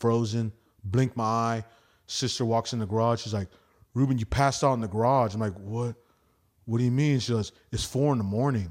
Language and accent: English; United States; I'm American